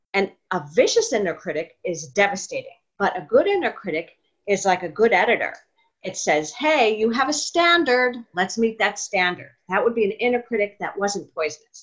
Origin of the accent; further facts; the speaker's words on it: New York, United States; moved away; I'm from New York. My father was actually an actor. So oh, and okay. So I grew up around it.